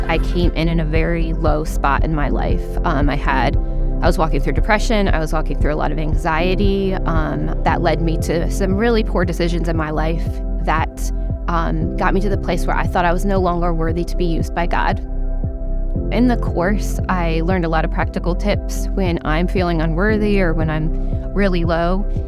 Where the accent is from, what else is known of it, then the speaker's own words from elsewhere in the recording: Oklahoma, United States; I'm from Oklahoma. Like my whole family's from Texas